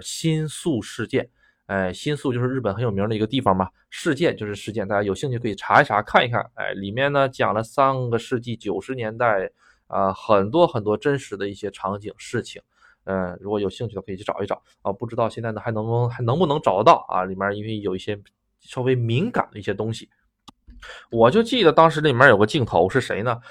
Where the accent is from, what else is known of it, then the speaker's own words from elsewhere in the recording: China; moved away as an adult; also born or lived in Japan; 作为一个中国人，突然间感觉如此的震惊